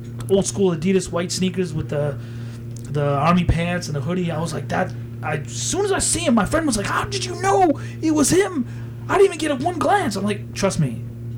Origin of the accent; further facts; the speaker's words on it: Waltham, Massachusetts, United States; Growing up in Waltham